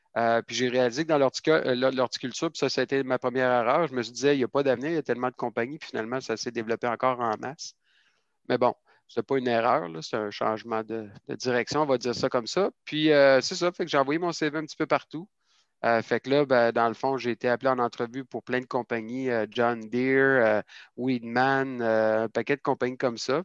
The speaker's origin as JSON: {"language": "French", "town": "Quebec City", "region": "Quebec", "country": "Canada", "tie": "born or raised there", "said": "moi, je suis originaire de la ville de Québec, en fait. Euh, j'ai grandi dans le centre-ville de Québec"}